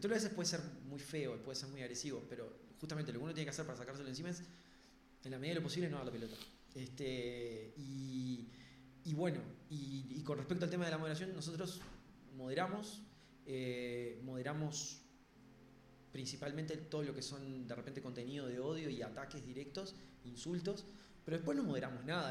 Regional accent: Uruguay

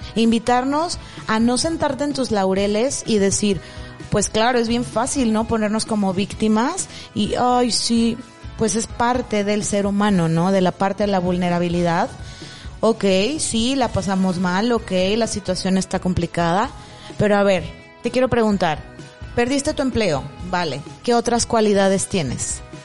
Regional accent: Mexico; estábamos como mexicanos

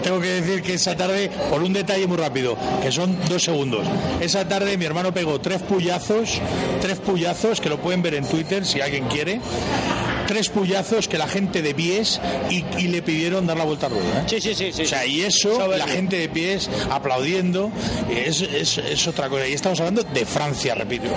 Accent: Valladolid, Castile and León, Spain; los que somos aficionados de Valladolid

